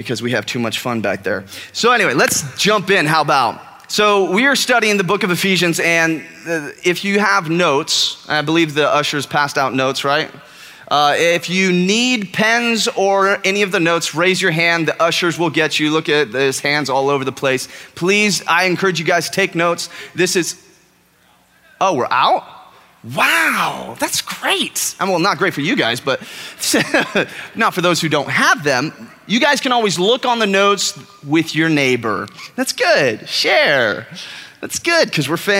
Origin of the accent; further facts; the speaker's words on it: California, United States; moved away as an adult; now in Texas, United States; I am from California. I shouldn't probably admit that to a group of Texans, but I am from California. I've lived here for a year and a half now.